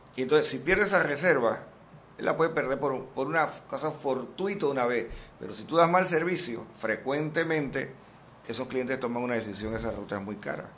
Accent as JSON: {"language": "Spanish", "country": "Panama", "said": "debemos sentirnos extraordinariamente orgullosos como panameños"}